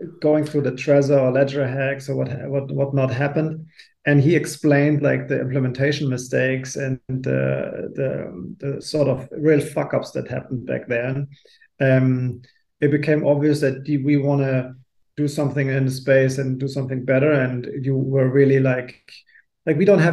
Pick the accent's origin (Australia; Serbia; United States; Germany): Germany